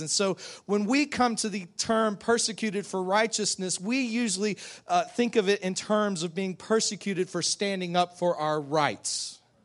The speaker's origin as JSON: {"language": "English", "country": "United States", "said": "we fight for our rights in America"}